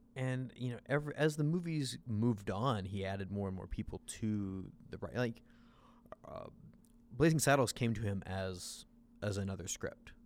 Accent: Southern Illinois, United States; now in Chicago, United States; I grew up in Southern Illinois.

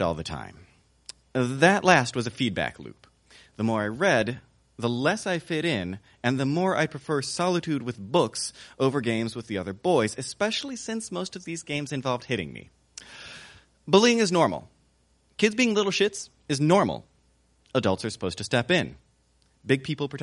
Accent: the South, United States; I grew up in the South

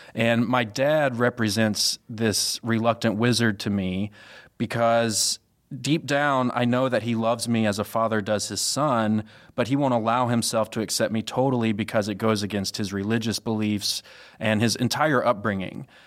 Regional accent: Mississippi, Louisiana area, the South, United States; moved away as an adult; now in Chicago, United States; I'm originally from the South, uh, Mississippi, Louisiana area specifically

